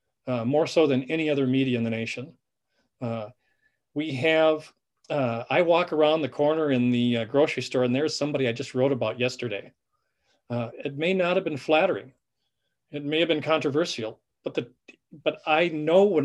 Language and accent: English; Benson, Minnesota, United States; we're from Benson, Minnesota, or this area